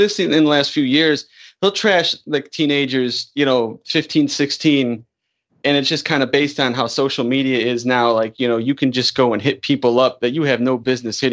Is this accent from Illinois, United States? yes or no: yes; Chicago, Illinois, United States; I'm from Chicago